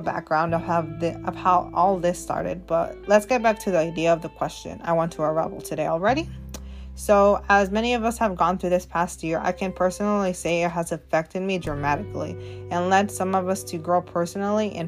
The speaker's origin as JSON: {"language": "English", "region": "Oregon", "country": "United States", "tie": "born or raised there", "said": "I am a Latina born and raised in Oregon, of course, but I am basically from the United States"}